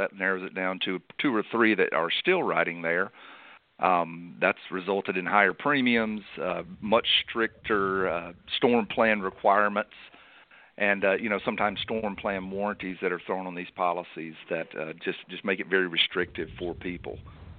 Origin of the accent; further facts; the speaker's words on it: Guntersville, Alabama, United States; now in Annapolis, United States; I'm originally from Lake Gunnersville, Alabama, and my family owns All Red Marina and basically grew up in a boatyard and eventually ran the boatyard.